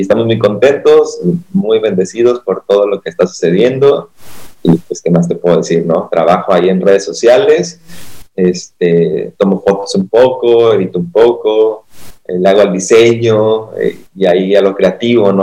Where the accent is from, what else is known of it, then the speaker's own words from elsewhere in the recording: Acapulco, Guerrero, Mexico; soy de Acapulco, el mejor lugar para vacacionar